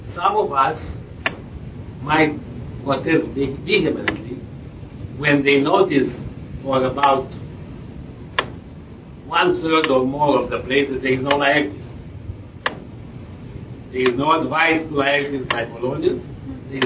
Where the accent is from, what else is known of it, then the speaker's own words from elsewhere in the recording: Romania; moved away as an adult; I am from Romania, but I have been in Romania since 71 when I left